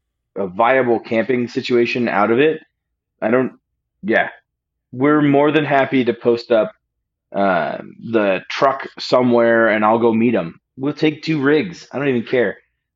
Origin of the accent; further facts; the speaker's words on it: Alaska, United States; I grew up in Alaska.